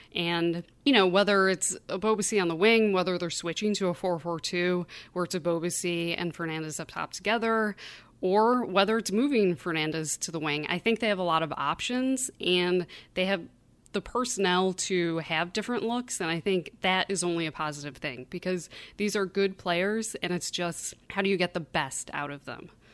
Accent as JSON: {"language": "English", "town": "Buffalo", "region": "New York", "country": "United States", "accent": "Great Lakes Midwestern", "moved": "yes", "said": "I'm from Buffalo, New York, originally. So, the accent that you hear is, I guess, sort of a Great Lakes Midwestern sort of accent."}